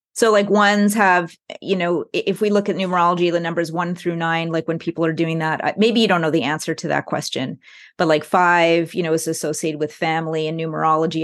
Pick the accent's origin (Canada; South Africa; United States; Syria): Canada; Montreal, Quebec; I come from Montreal